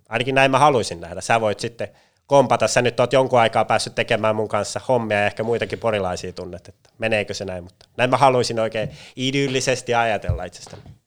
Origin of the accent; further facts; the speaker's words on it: Pori, Satakunta, Finland; moved away as an adult; also born or lived in Turku / Jyväskylä; now in Espoo, Finland; Tavallaan Pori pysyy siinäkin hyvin vahvana läsnä, että en päässyt kotikaupunkiin pidemmälle